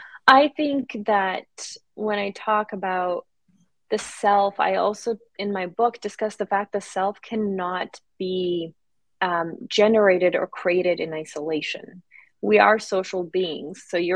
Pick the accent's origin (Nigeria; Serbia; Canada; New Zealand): Serbia; also born or lived in Vlasenica, Bosnia; So I was born in Bosnia during the war, and then we were refugees in Serbia.